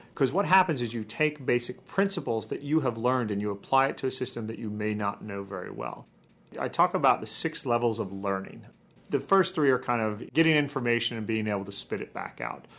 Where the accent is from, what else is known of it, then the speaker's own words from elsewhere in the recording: Midwest, United States; I'm from the Midwest